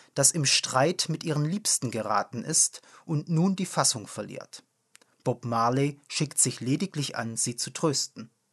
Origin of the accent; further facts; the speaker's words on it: foot of the Swabian Jura, Baden-Württemberg, Germany; In meiner Heimat, am Fuße der Schwäbischen Alb gelegen